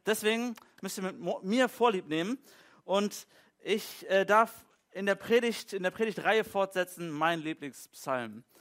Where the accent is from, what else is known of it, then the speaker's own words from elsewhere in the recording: Germany; So als typischer Deutscher in unserer deutschen Kultur